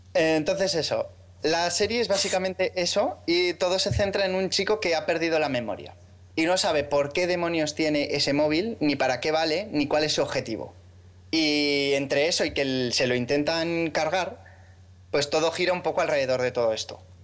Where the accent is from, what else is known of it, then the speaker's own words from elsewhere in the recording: Aragon, Spain; soy maño como vosotros